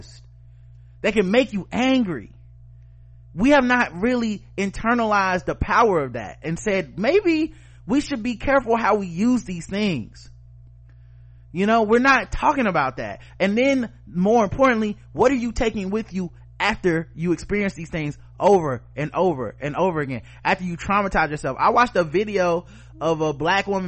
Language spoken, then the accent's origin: English; Charlotte, North Carolina, United States; my hometown, Charlotte, North Carolina